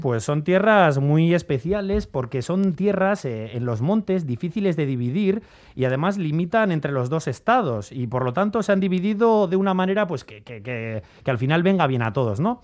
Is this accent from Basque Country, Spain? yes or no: yes; Valle de Trápaga, Basque Country, Spain; mi pueblo, San Ramón Nonato, el Valle de Trápaga